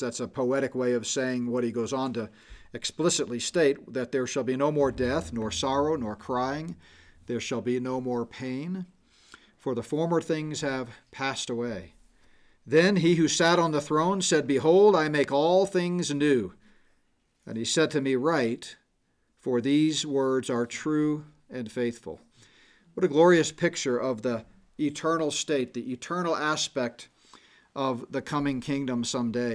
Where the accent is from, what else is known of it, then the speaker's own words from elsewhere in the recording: Houston, Texas, United States; moved away as an adult; now in Colorado, United States; I grew up in Houston